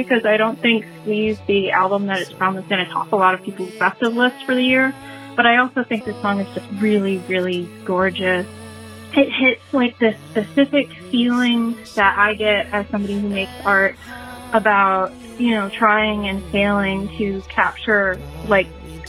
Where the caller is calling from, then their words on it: Dearborn, Michigan, United States; I'm from Dearborn